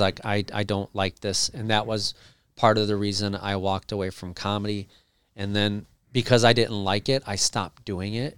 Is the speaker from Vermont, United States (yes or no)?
no; Cleveland, Ohio, United States; I grew up in Cleveland, and country's big in Cleveland